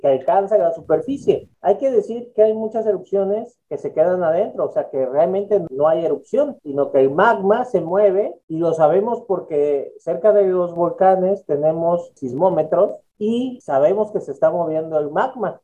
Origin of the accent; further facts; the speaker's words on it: Mexico City, Mexico; Yo soy originario de la Ciudad de México